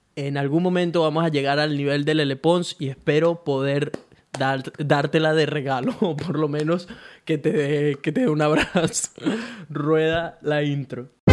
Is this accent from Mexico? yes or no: no; Venezuela; now in Brisbane, Australia; soy un latino, un venezolano que vive en Brisbane, Australia